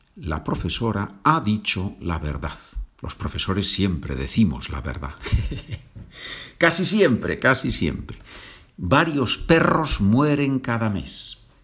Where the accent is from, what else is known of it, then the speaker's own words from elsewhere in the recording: Asturias, Spain; Asturias es la región en el norte de España donde, donde yo nací